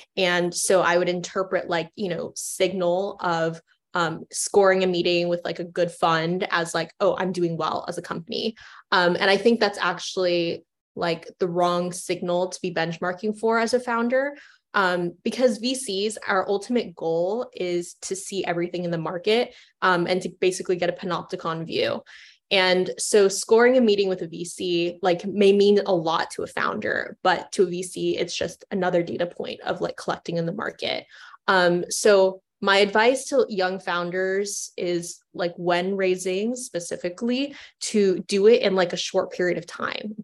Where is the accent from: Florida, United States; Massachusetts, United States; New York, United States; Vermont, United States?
Florida, United States; Orlando; moved away; I grew up in Orlando, Florida, and I went to the Kennedy Space Center every weekend